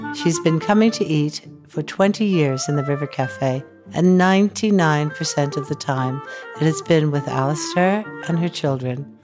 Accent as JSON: {"language": "English", "region": "upstate New York", "country": "United States", "tie": "born or raised there", "said": "I grew up in upstate New York."}